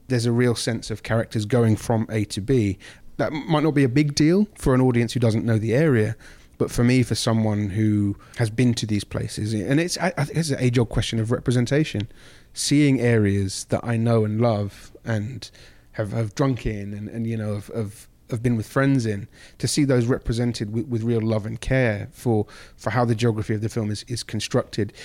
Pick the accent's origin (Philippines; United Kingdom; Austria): United Kingdom; London; moved away as an adult; now in United States; where I grew up in London.